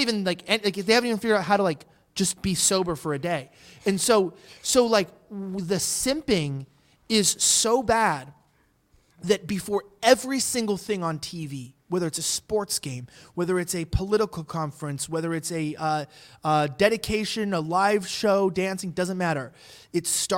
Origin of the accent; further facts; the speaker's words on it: United States; I'm not from here. I'm from the United States.